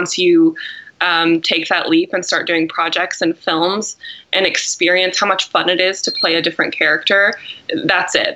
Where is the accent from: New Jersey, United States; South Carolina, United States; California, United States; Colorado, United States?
California, United States; Los Angeles; also born or lived in Texas; I was born in Los Angeles